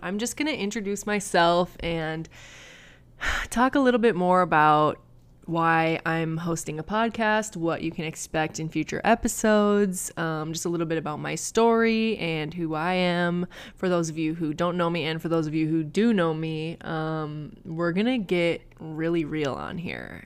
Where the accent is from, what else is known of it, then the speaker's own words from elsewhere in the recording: Minneapolis, Minnesota, United States; moved away as an adult; now in Inland Empire, California, United States; I grew up in Minnesota